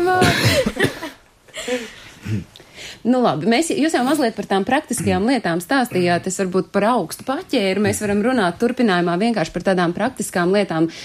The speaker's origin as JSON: {"language": "Latvian", "country": "Latvia", "tie": "born or raised there", "said": "man nav iemesla nemīlēt manu dzimteni"}